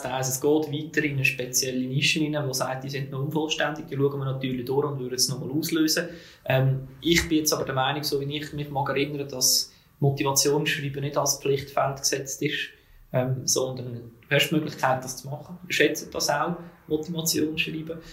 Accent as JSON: {"language": "German", "region": "Zug", "country": "Switzerland", "tie": "born or raised there", "said": "in Zug, wo ich aufgewachsen bin, wo ich auch daheim bin"}